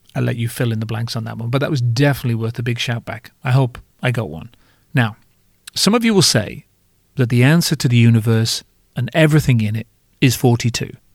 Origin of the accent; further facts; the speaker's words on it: United Kingdom; I'm British